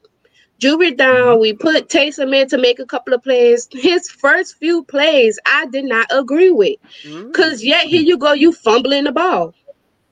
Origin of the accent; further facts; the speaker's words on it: New Orleans, Louisiana, United States; accent: New Orleans; I'm definitely from New Orleans.